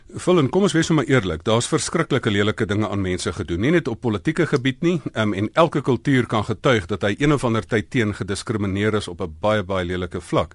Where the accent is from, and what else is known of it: South Africa; first language Afrikaans